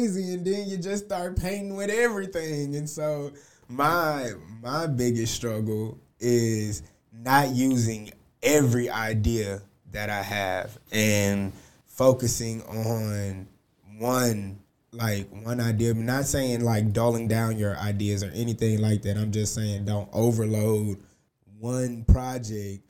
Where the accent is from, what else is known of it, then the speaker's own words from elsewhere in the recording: Houston, Texas, United States; I'm originally from Houston.